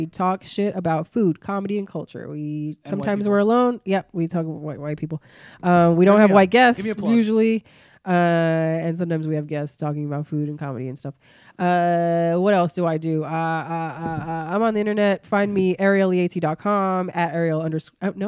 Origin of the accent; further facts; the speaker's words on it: Bloomfield, New Jersey, United States; also born or lived in Newark, New Jersey; I'm from Newark, and then we went to Bloomfield after